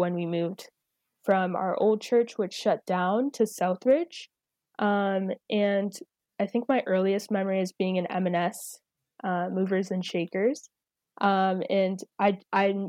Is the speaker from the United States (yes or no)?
no; St. Catharines, Ontario, Canada; also born or lived in Zimbabwe; I'm here in St. Catharines. My family and I moved from Zimbabwe, where I was born, in 2001, and I've been here basically all my life.